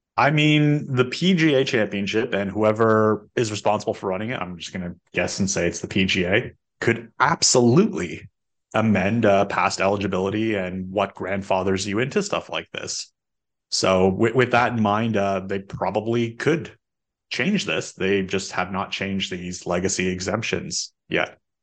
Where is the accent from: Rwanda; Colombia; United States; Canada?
Canada; as a Canadian